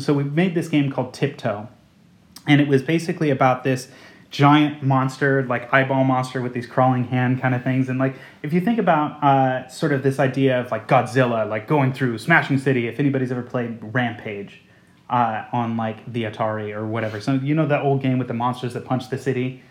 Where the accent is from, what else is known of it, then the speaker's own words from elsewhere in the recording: outside of San Francisco, California, United States; now in London, United Kingdom; I grew up outside of San Francisco